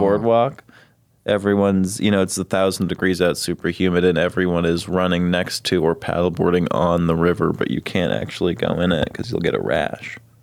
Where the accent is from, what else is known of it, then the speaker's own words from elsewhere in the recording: Los Angeles, California, United States; moved away as an adult; also born or lived in Texas; now in Austin, United States; I'm from Los Angeles